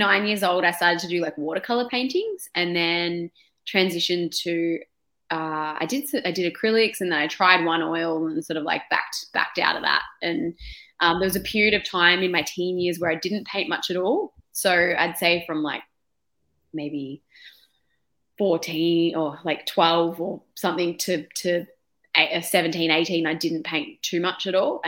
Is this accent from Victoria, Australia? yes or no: yes; Melbourne, Victoria, Australia; So Melbourne, born and bred